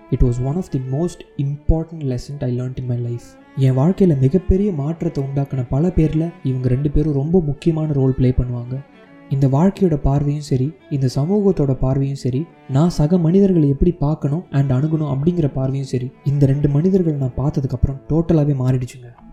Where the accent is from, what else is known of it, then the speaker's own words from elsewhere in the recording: Chennai, Tamil Nadu, India; moved away as an adult; now in Los Angeles, United States; பிறந்து வளர்ந்ததெல்லாம் சென்னையாக